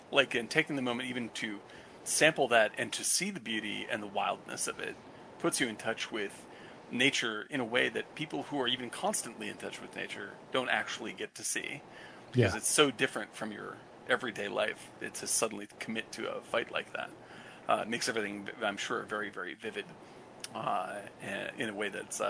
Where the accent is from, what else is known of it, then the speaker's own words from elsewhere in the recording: Cape Cod, Massachusetts, United States; I grew up on Cape Cod